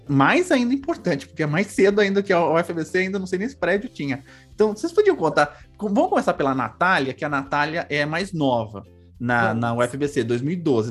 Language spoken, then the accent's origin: Portuguese; São Paulo, Brazil; Sou do Carandiru. Eu cresci, me desenvolvi no Carandiru, não na penitenciária, no bairro